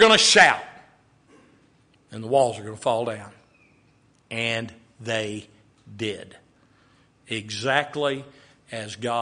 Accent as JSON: {"language": "English", "town": "Waco", "region": "Texas", "country": "United States", "tie": "born or raised there", "said": "growing up in Waco, Texas"}